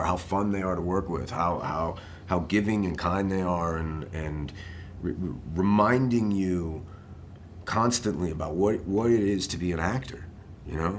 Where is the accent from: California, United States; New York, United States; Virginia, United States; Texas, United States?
New York, United States; New York City; I'm a kid from New York City